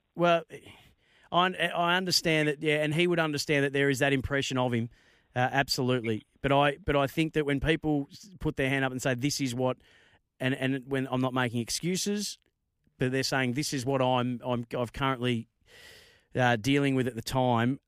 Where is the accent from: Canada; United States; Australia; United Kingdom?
Australia; Bendigo, Victoria; Bendigo, my neck of the woods, um, or my hometown